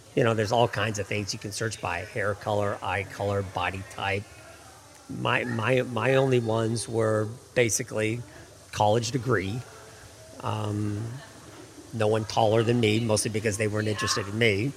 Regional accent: Seattle, Washington, United States; moved away as an adult; now in Washington, D.C., United States

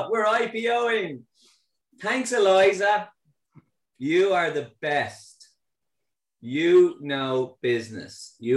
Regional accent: Ireland

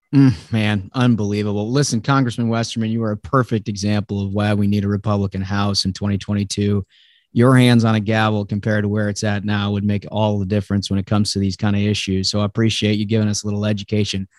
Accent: Minnesota, United States; moved away; I'm from Minnesota originally

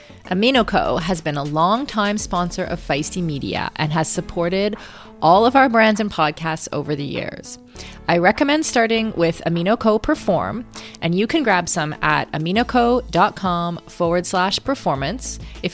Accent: Kitchener, Ontario, Canada; I'm also from Ontario. Oh, whereabouts? Kitchener, actually.

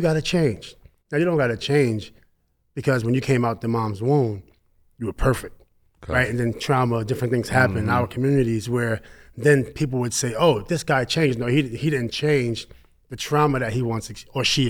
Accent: New York City, New York, United States; Growing up, you know, in the largest federal housing project in America

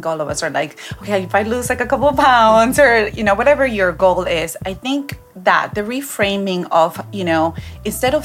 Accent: Peru; I grew up in Peru

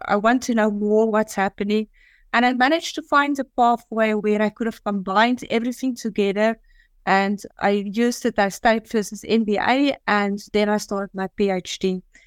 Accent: South Africa; moved away as an adult; also born or lived in Dubai / Singapore; now in Azerbaijan; I was living in South Africa, I was born in South Africa, and I always had a passion to leave South Africa

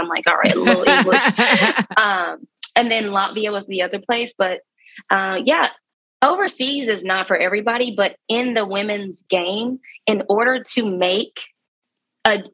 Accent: Dallas, Texas, United States; I'm from Dallas

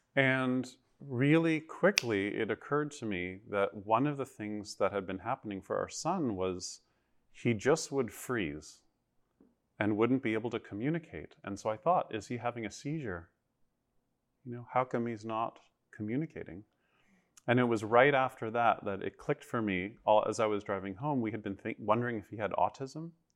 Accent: Toronto, Ontario, Canada; moved away as an adult; I grew up in Toronto.

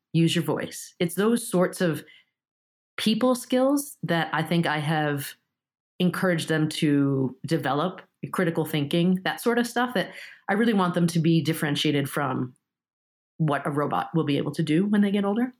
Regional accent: New York, United States; first language Japanese; English is a second language; also born or lived in Japan; I'm stuck having to bust to Flushing in New York to go to, to Japanese Saturday school

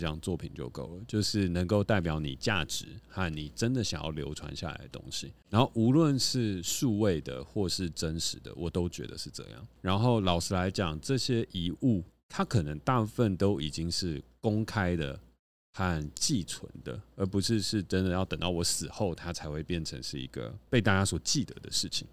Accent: Taiwan; 我们都台湾人嘛

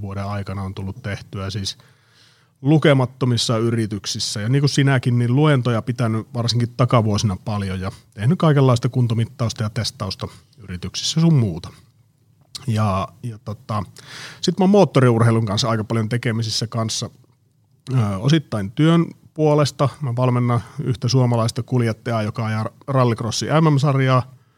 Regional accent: Oulu, North Ostrobothnia, Finland; moved away as an adult; now in Espoo, Finland; mä oon kotosi Oulusta. Se oli vuosituhannen alussa, kun mä muutin, muutin Oulusta pääkaupunkiseudulle

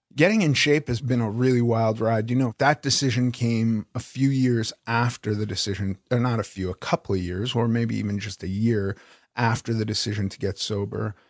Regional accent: Los Angeles, California, United States; I grew up in Los Angeles

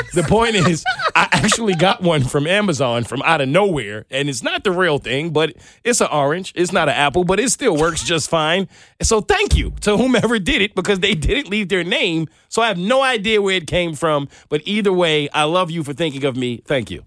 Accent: New York City, New York, United States; I'm from Brooklyn

